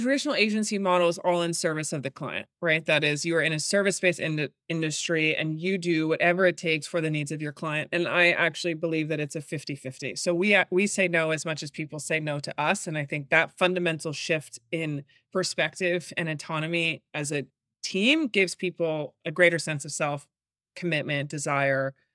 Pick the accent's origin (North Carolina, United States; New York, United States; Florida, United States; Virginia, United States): New York, United States; I'm born and raised in New York